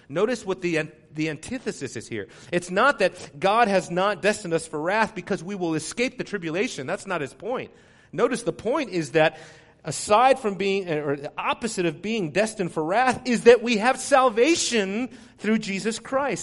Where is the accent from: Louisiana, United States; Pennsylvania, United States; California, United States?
California, United States; Southern; growing up in Southern California, that's, you know, earthquake country there